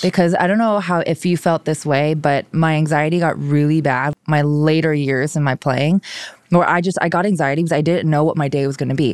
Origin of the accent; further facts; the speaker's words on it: Hawaii, United States; first language Korean; English is a second language; moved away; I grew up in Hawaii